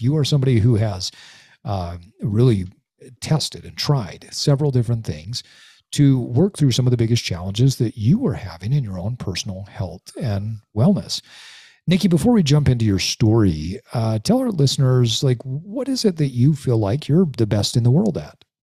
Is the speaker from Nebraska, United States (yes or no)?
no; Utah, United States; I grew up in Utah. I've lived here the majority of my life